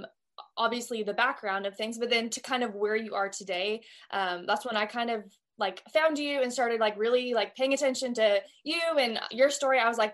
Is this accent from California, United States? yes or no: yes; Brentwood, California, United States; moved away as an adult; now in Texas, United States; So I'm originally from Brentwood, which a lot of people don't know where that is, but very close to you. So Brentwood is close to Antioch or Pittsburgh.